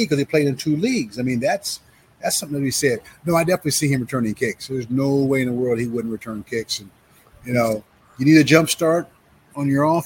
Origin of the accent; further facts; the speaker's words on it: Lawrence, Kansas, United States; I grew up in Lawrence